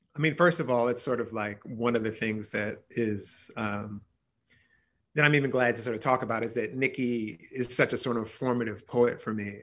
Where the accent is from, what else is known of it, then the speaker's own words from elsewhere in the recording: near Philadelphia, Pennsylvania, United States; I grew up near Philadelphia